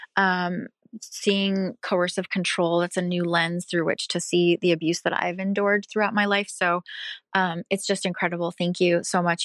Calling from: Pacific Northwest, United States; I'm calling from the Pacific Northwest

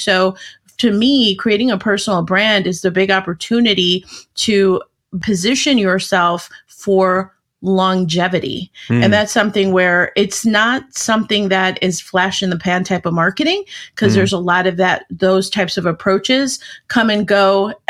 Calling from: Arlington Heights, Illinois, United States; I'm just outside of Chicago, about a half hour outside.

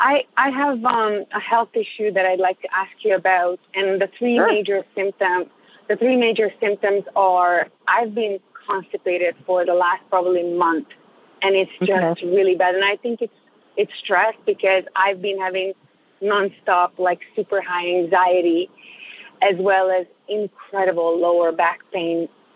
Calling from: Toronto, Ontario, Canada; I am actually in Toronto as well.

